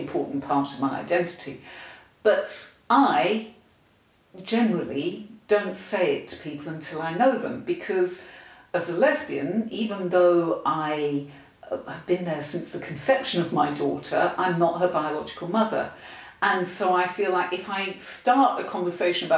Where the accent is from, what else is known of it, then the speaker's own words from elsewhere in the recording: United Kingdom; I'm white British